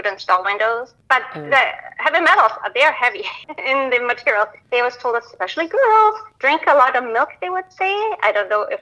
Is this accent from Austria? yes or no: yes; Tyrol, Austria; moved away; I was born in Austria, raised in the Alps, and it was a wonderful, idyllic childhood.